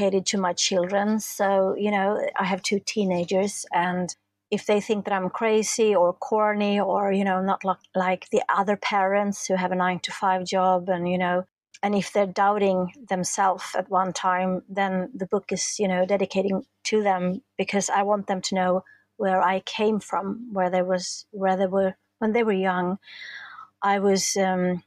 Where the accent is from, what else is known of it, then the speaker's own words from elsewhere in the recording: Stockholm, Stockholm County, Sweden; I'm from Stockholm, the capital in Sweden